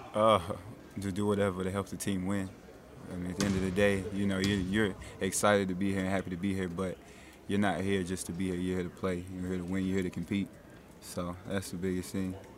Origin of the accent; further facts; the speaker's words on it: Shelby, United States; my hometown is Shelby.